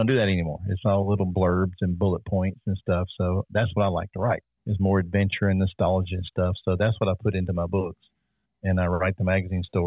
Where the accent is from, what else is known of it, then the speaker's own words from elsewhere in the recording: South Carolina, United States; I'm from South Carolina